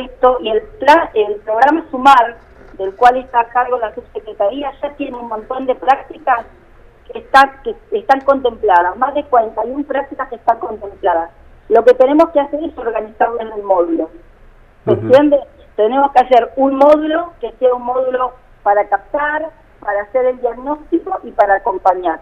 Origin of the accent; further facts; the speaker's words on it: Río Turbio, Santa Cruz, Argentina; soy nacida y criada en Río Turbio